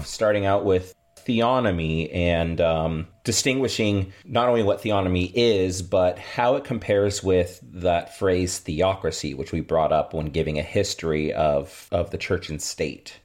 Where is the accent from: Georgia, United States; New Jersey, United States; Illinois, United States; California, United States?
California, United States; about an hour from Lodi; now in Rock Valley, United States; just a little over an hour from where I grew up